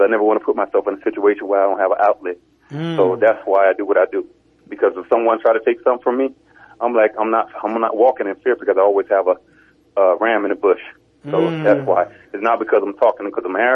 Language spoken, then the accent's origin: English; Opa-locka, Florida, United States; now in Atlanta, United States; I was born in the great city of Opa-locka